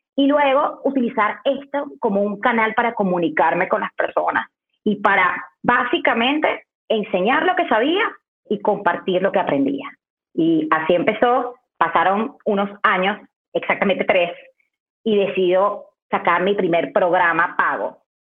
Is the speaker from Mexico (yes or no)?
no; Valencia, Carabobo, Venezuela; moved away as an adult; also born or lived in Caracas, Venezuela; En Valencia, de donde yo soy, no había y yo estudié cualquier cosa